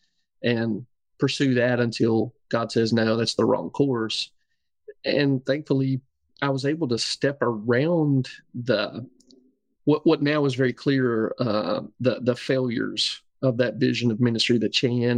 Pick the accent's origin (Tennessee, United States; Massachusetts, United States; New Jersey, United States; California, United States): Tennessee, United States; landing back in my hometown was largely a matter of, I love these people